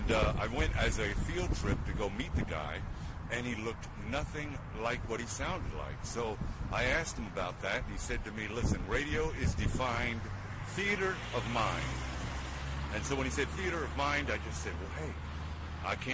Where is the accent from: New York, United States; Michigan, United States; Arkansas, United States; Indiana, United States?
New York, United States; New York City; I was born and raised in Brooklyn, New York.